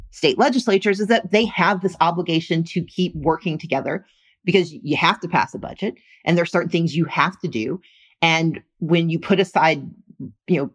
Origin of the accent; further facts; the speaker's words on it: the South, United States; I grew up in the South